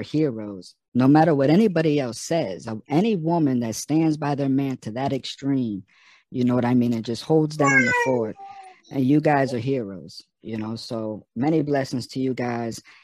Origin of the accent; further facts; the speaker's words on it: Florida, United States; I'm from Florida